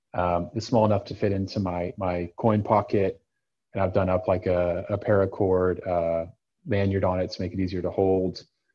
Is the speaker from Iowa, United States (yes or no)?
no; Texas, United States; moved away; I grew up in Texas. Like, everyone carries knives.